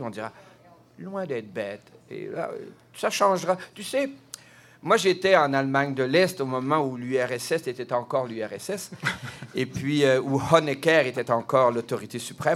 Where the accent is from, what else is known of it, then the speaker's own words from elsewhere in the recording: Quebec, Canada; je suis québécois